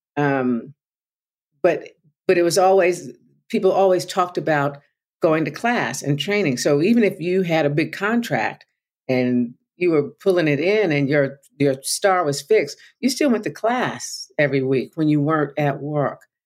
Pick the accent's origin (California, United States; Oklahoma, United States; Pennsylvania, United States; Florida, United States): Oklahoma, United States; Tulsa; I grew up in Tulsa